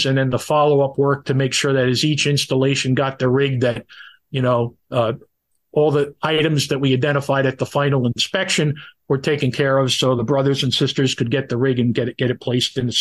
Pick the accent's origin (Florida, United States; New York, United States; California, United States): New York, United States; Pearl River; I was born and raised in Pearl River, New York